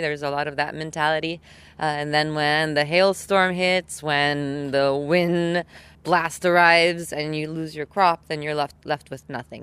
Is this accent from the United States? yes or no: no; Italy; I come from Italy